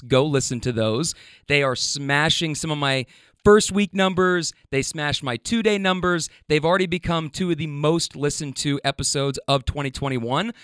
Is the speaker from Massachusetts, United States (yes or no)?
no; Louisville, Kentucky, United States; when I got back home, like, to my hometown